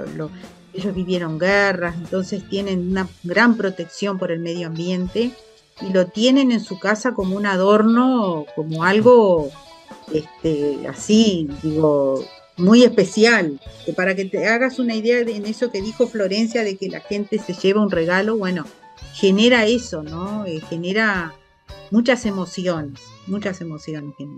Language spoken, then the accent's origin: Spanish; Tacuarembó, Uruguay; yo soy de Tacuarembó, mi familia es de Tacuarembó.